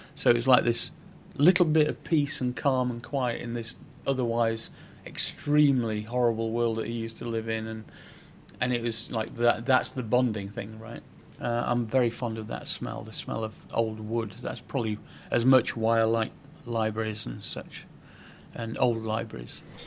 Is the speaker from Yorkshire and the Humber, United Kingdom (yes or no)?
yes; Sheffield, Yorkshire and the Humber, United Kingdom; moved away as an adult; also born or lived in Venice; now in London, United Kingdom; I grew up in Sheffield in quite a poor environment